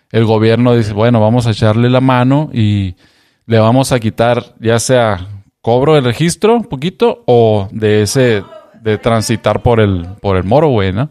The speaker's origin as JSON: {"language": "Spanish", "country": "Mexico", "lives_now": "Seattle, United States", "said": "y pues como buen mexicano, bien organizado, ahorita vamos a ir a correrle."}